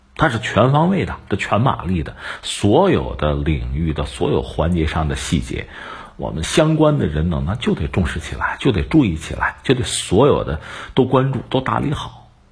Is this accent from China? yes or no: yes; China; 让我们中国人听起来其实是温暖的